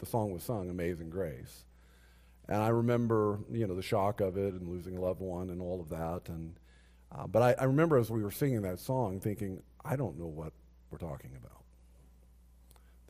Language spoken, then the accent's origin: English; Texas, United States; I grew up in Texas